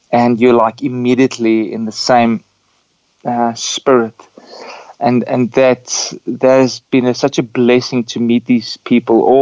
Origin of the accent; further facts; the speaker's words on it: Windhoek, Khomas, Namibia; my travel started in Namibia because I was born in Windhoek.